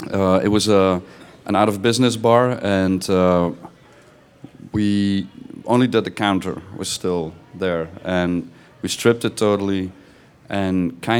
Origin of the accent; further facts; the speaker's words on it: Belgium; I'm from Belgium